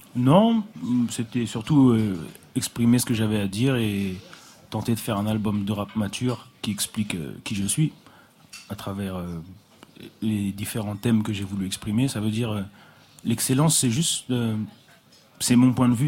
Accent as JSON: {"language": "French", "town": "Paris", "region": "Île-de-France", "country": "France", "tie": "born or raised there", "said": "J'ai grandi à Paris, j'ai grandi avec des gens de toutes les couleurs"}